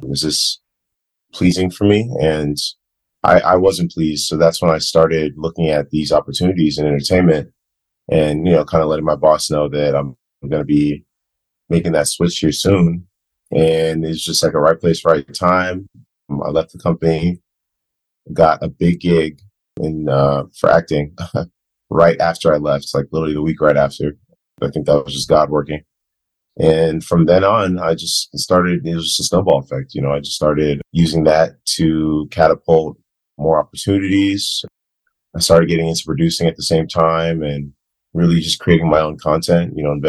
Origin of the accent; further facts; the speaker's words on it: Ghana; also born or lived in Virginia, United States; now in United States; I'm originally from Ghana, Africa. I lived there for the first long period of my life